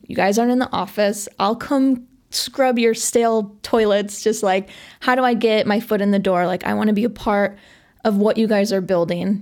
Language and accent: English; Chicago, Illinois, United States; I grew up in Sauganash, which is, you know, just a little bit outside of the city